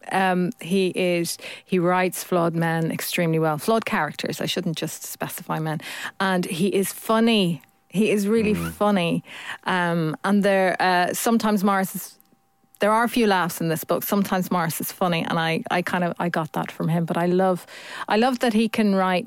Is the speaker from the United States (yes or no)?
no; Ireland; you weren't part of a very religious family when you're Irish.